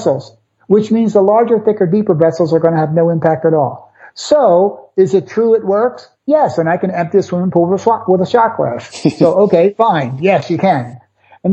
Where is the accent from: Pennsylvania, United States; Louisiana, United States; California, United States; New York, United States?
Pennsylvania, United States; Philadelphia; I'm from South Philly.